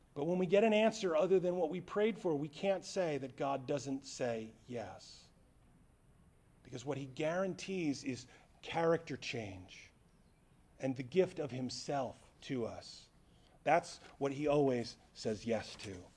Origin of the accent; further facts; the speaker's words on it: United States; American Christians